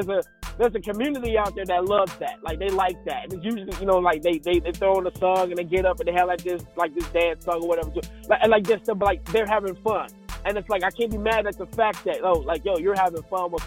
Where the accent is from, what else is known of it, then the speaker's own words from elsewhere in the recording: Chattanooga, Tennessee, United States; moved away; Shattown. That's my hometown